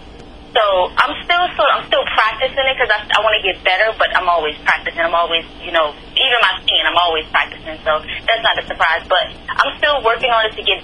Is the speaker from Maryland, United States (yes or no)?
yes; Temple Hills, Maryland, United States; moved away as an adult; also born or lived in Las Vegas / North Carolina; I was born in Temple Hills, Maryland, and I was raised there as well